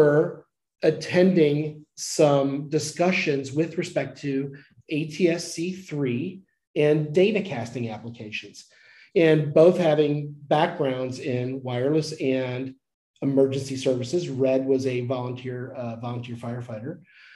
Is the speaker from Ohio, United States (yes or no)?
yes; Dayton/Cincinnati area, Ohio, United States; moved away as an adult; now in North Carolina, United States; I'm from Ohio, from the Dayton, Cincinnati area, went to Miami University